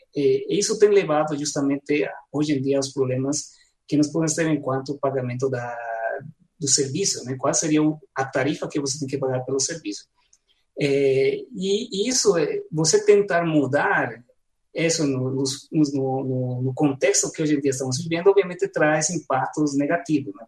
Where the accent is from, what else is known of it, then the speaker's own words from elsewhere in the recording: La Paz, Bolivia; Portuguese is a second language; now in Goiânia, Brazil; na minha cidade natal, em La Paz